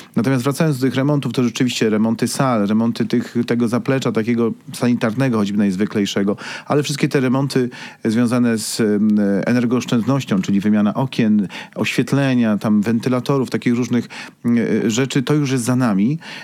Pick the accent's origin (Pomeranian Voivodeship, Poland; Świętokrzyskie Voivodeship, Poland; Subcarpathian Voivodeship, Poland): Świętokrzyskie Voivodeship, Poland; Busko-Zdrój; now in Kraków, Poland; pochodzę z Buzka, z miasta Belona